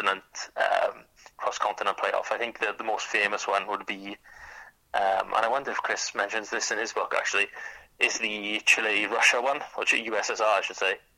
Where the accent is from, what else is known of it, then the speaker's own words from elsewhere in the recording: Wales, United Kingdom; as a Welsh writer